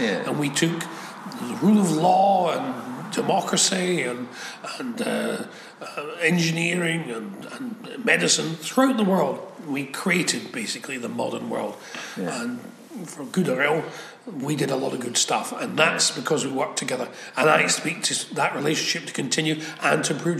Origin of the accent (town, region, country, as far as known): Scots, Scotland, United Kingdom